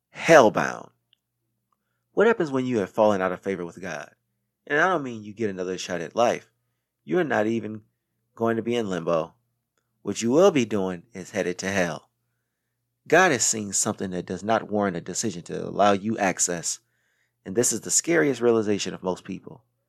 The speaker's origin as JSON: {"language": "English", "town": "Racine", "region": "Wisconsin", "country": "United States", "tie": "born or raised there", "also_born_or_lived": "South Carolina / New York City", "moved": "as an adult", "said": "I was born on September twentieth, nineteen eighty-seven, in Wisconsin. And once I was school age, I went to Jefferson Lighthouse Elementary School in Racine, Wisconsin"}